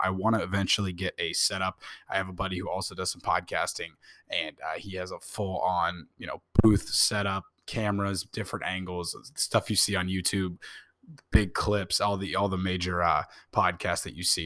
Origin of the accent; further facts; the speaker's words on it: Indianapolis, Indiana, United States; I was born in Indianapolis